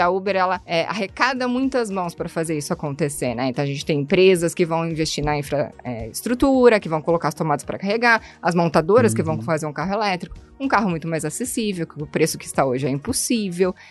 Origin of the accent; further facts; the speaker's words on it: Curitiba, Paraná, Brazil; sou curitibana